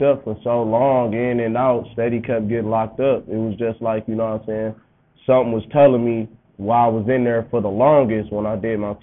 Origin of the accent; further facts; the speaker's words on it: Kalamazoo, Michigan, United States; I'm from Kalamazoo, Michigan, Washington Street, Dirty Boy.